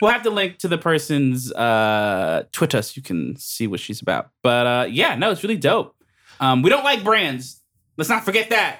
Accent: United States; I'm American

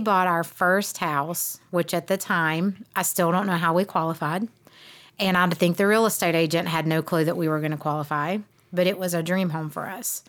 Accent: South Georgia, United States; moved away as an adult; now in Cleveland, Tennessee, United States; I grew up in South Georgia

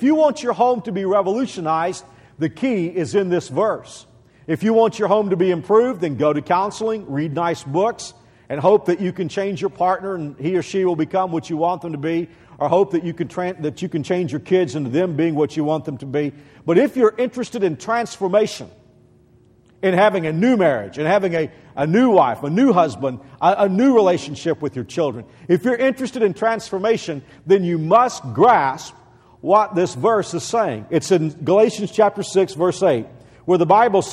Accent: Texas, United States; moved away as an adult; I'm born and bred a Texan

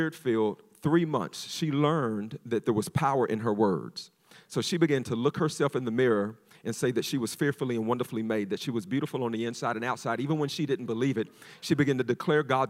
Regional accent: Florida, United States; also born or lived in West Virginia; We are from Florida

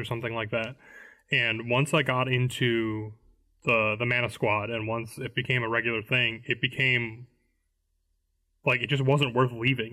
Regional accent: Illinois, United States; now in Florida, United States; I'm from Illinois

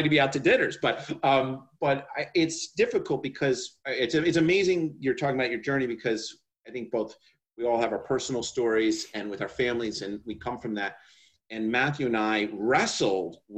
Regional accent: New York, United States; I'm a New Yorker

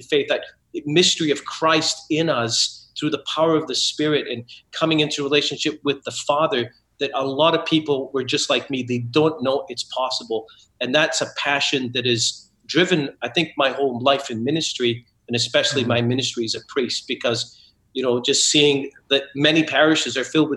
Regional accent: Scotland, United Kingdom; I was raised Catholic in Scotland

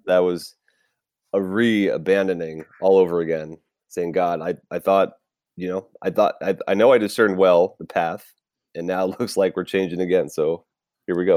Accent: Tampa, Florida, United States; now in California, United States; I was born and raised in Tampa Bay, Florida. So, yes, I am a Florida man

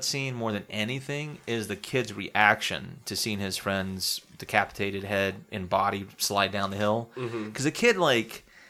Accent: South Carolina, United States; Growing up in South Carolina

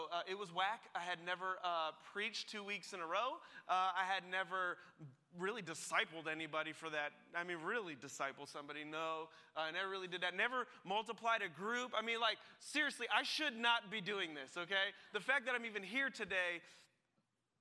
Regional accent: New Jersey, United States; moved away as an adult; now in Greater Boston, United States; I grew up in New Jersey

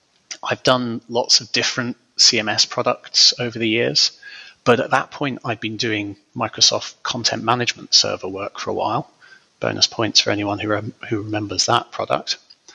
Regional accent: Scotland, United Kingdom; now in England; Officially, I'm from Scotland. Not that you'd be able to guess that from my accent these days, but I was born near Loch Ness, and these days I live in an obscure corner of the north of England.

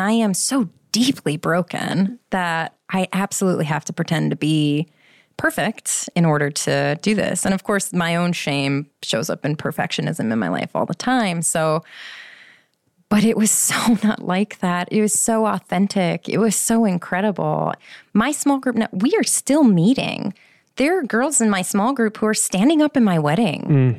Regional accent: Schaumburg, Illinois, United States; moved away; I'm from Schaumburg originally

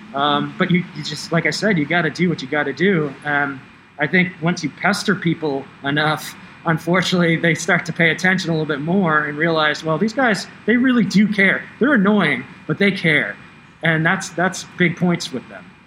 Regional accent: East Coast, United States; moved away; I'm from the East Coast

